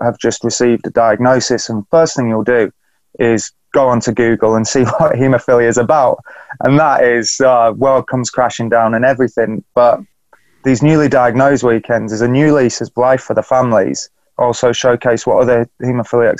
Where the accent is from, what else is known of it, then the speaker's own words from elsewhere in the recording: Beverley, Yorkshire and the Humber, United Kingdom; I'm talking to you from my hometown in Beverley, little market town just up north in East Yorkshire.